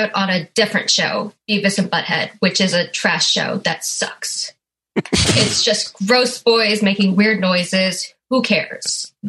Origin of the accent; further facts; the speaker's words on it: Vancouver, British Columbia, Canada; now in Toronto, Canada; I guess I live in Toronto, but I'm from Vancouver.